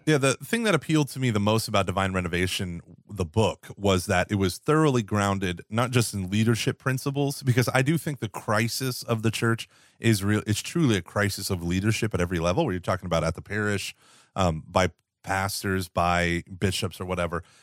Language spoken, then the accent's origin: English; United States; as an American